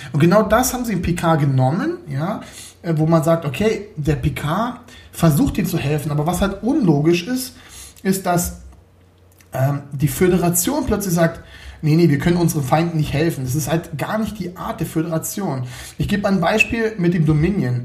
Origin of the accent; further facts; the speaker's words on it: Berlin, Germany; now in Munich, Germany; Ich äh, lebe hier in München, komme aber ursprünglich aus Berlin. Also ich bin geborener Berliner.